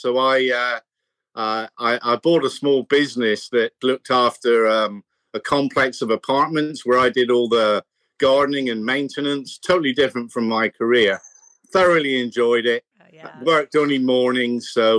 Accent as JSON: {"language": "English", "country": "United Kingdom", "tie": "born there", "also_born_or_lived": "New Zealand / Australia", "said": "Well, originally the UK, but I'm a bit of a street dog because I was born in the UK."}